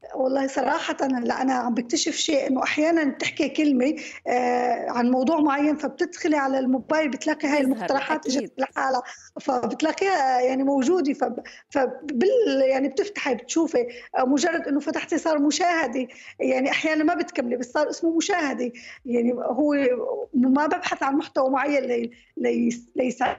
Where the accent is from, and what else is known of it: Syria